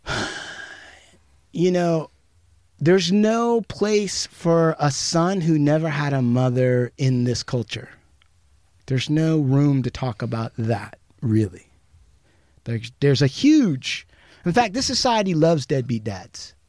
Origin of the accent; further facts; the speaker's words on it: United States; As an American Indian